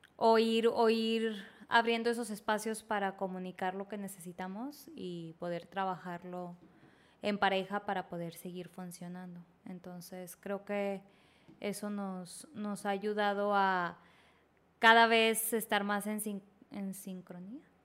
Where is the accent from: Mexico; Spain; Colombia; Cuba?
Mexico; Monterrey, Nuevo León; nosotros somos de Monterrey